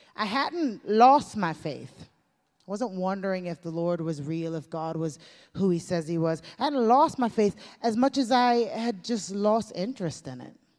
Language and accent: English; United States; growing up in the United States of America